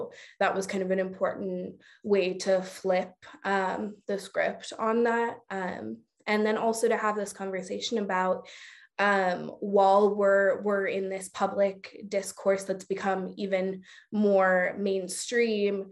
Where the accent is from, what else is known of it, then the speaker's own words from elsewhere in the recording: Oakland, California, United States; I was born and raised in Oakland. I still live in Oakland